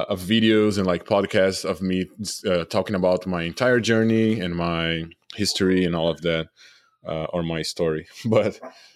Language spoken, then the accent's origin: English; Brazil; English is a second language; moved away as an adult; now in United States; I'm originally from Brazil, so I moved to the U.S. 5 years ago to work at Naughty Dog. They relocated me and my wife.